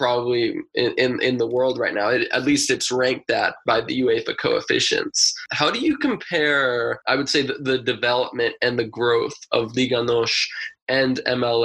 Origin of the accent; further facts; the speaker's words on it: United States; as an American